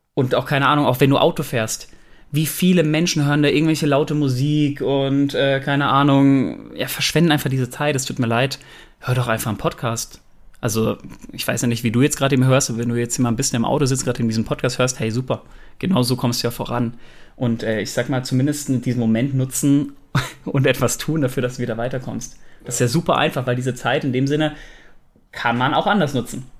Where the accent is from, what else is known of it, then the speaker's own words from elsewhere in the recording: Germany; wir Deutschen